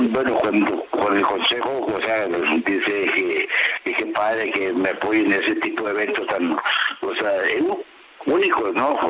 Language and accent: Spanish; Guadalajara, Jalisco, Mexico; ahí vamos a mi tierra, a la Arena Coliseo, donde aprendí, estuve ocho años en Jalisco, Guadalajara, en la Arena Coliseo